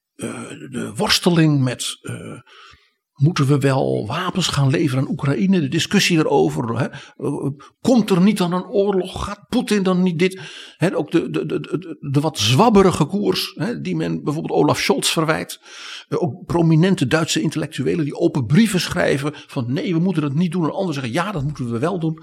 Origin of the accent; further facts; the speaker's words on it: Netherlands; wij als Nederlanders